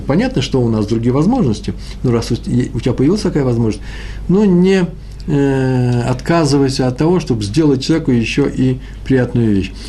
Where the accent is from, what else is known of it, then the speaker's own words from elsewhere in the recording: Moscow, Russia; accent: Moscow; я москвич